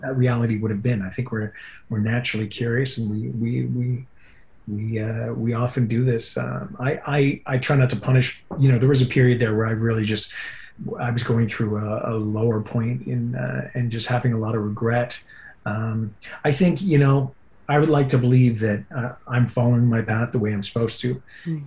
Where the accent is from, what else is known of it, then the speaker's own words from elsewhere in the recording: Yukon, Canada; also born or lived in California; now in Vancouver, Canada; I'll always be a Yukon boy at heart, and I go back every year